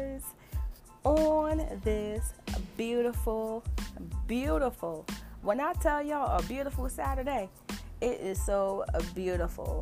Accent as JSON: {"language": "English", "region": "New Jersey", "country": "United States", "tie": "born or raised there", "said": "I was born and raised in New Jersey."}